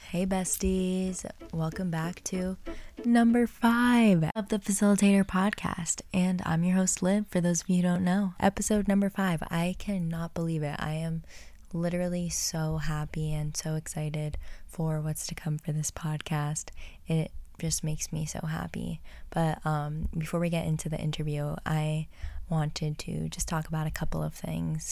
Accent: New Jersey, United States; I grew up in New Jersey

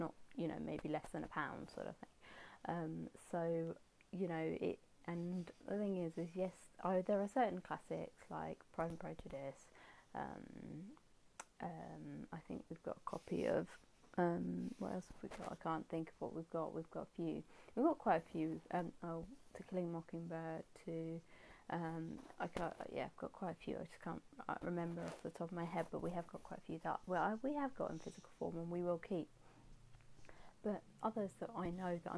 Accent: England, United Kingdom; being English and British

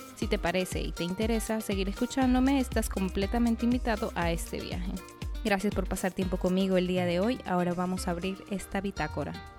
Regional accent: Arequipa, Peru; soy arequipeña. Digo, peruana

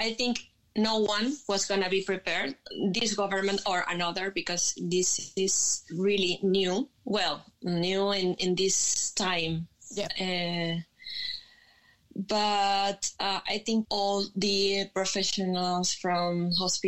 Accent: Venezuela; English is a second language; moved away as an adult; now in Spain; I'm actually from Venezuela. I live in Spain since 2010.

